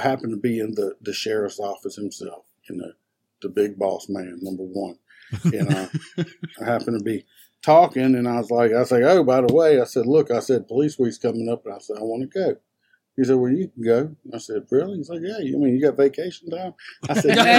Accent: South Louisiana, United States; accent: country; I'm from South Louisiana. South Louisiana. If anybody hears kind of the country accent, I don't hear it. Everybody else says I have it

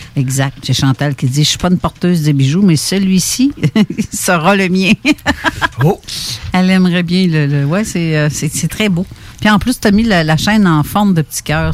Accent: Canada

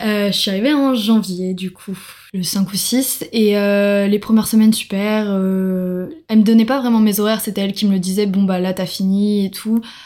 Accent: France; moved away as an adult; now in Sydney, Australia; on est français

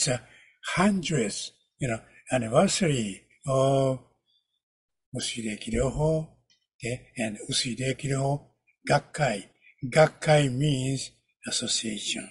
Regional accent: Kyoto, Japan; English is a second language; I am from Kyoto, Japan, the ancient

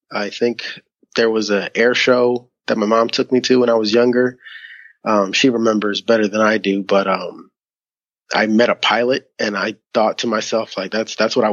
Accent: Philadelphia, Pennsylvania, United States; moved away; I was born and raised in Philadelphia, Pennsylvania, in the United States of America

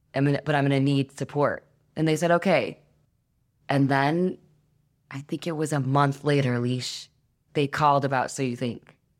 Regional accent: Detroit, Michigan, United States; I come from Detroit, which is the mecca of house music and techno music

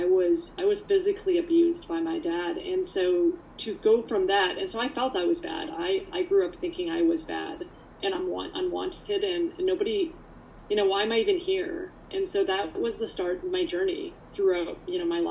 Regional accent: Canada; also born or lived in Poland; I came here to actually Canada when I was about 3.5, 4

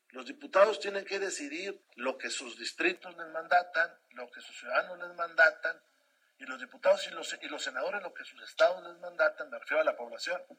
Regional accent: Mexico; nosotros tenemos que resolver como mexicanas y como mexicanos.

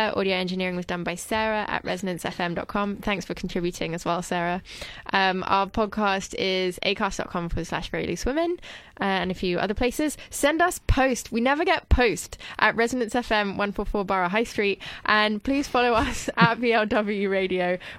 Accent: France; English is a second language; now in United Kingdom; I'm French, and I know that, I mean, I'm also French, and I'm also British, but when in French, my accent is slightly British sounding. I don't feel that I have that much of an accent in English.

